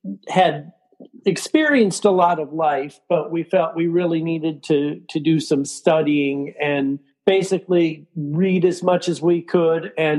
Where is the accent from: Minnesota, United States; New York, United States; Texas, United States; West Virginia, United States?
Minnesota, United States; Minneapolis; moved away; because I'm from Minneapolis